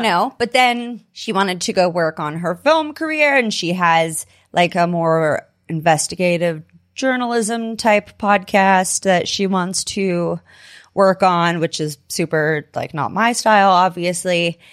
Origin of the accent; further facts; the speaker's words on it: California, United States; now in Denver, United States; I ended up moving to Denver. I was from California originally